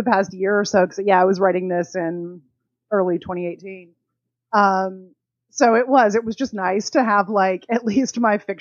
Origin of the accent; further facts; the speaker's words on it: Alabama, United States; I'm from Alabama. It's hot as Satan's armpit here all the time